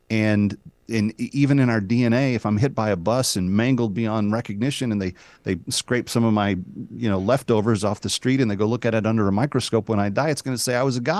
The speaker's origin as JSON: {"language": "English", "region": "the South", "country": "United States", "said": "I'm from the South."}